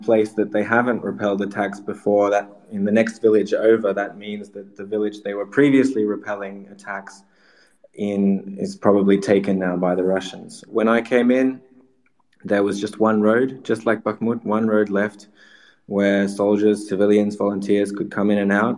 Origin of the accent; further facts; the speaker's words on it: Sydney, New South Wales, Australia; now in Ukraine; I'm from Sydney, Australia originally